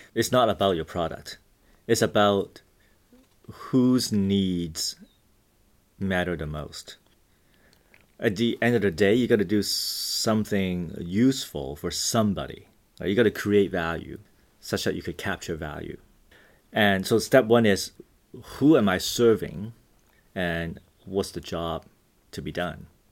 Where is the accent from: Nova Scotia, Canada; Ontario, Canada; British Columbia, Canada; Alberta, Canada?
British Columbia, Canada; Vancouver; also born or lived in Hong Kong; I grew up in Hong Kong and Vancouver, Canada